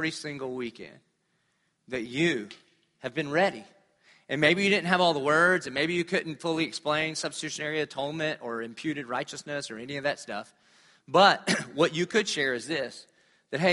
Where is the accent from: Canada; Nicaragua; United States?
United States; I'm a pastor from America